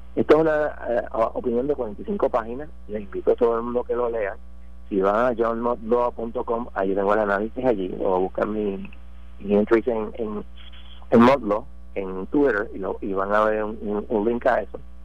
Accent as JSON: {"language": "Spanish", "country": "Puerto Rico", "said": "los puertorriqueños pagamos más impuestos federales que muchos estados"}